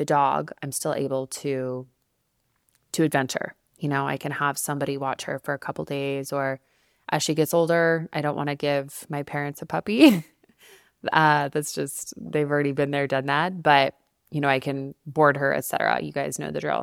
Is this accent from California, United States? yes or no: no; Albuquerque, New Mexico, United States; also born or lived in New York City; now in Denver, United States; back in my hometown in Albuquerque, New Mexico